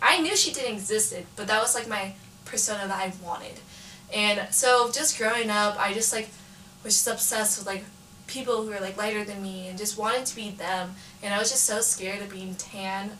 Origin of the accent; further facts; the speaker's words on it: Antioch, California, United States; I grew up in Antioch, California, which is like East Bay area